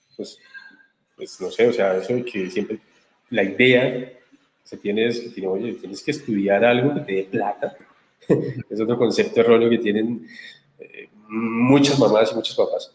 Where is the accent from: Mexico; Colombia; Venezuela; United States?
Colombia; Barbosa, Santander; nacido y criado en Barbosa, Santander.